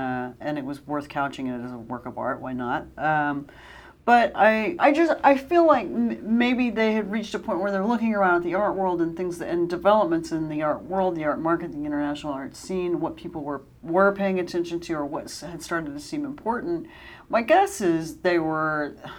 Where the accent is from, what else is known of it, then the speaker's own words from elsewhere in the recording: Dallas, Texas, United States; I've been based here for a few months now, and granted, I come from Dallas, and there are a lot of similarities between the two cities